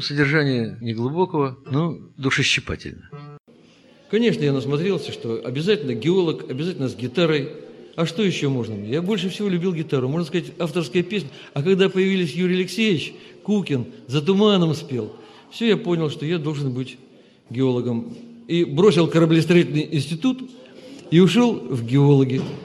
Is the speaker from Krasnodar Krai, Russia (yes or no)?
no; Saint Petersburg, Russia; also born or lived in Korsakov, Sakhalin Oblast; Родился, правда, в городе Корсаке, Сахалинской области. И когда закончилась война, нас перевели в Ленинград. С трех лет я ленинградец.